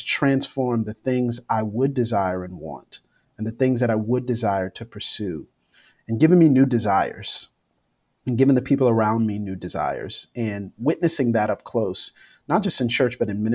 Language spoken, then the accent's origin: English; Florida, United States; growing up in Florida